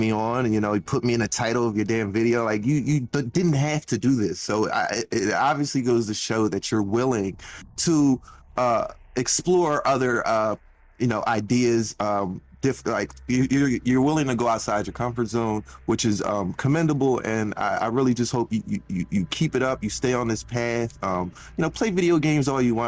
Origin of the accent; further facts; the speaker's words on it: Philadelphia, Pennsylvania, United States; I'm from Philly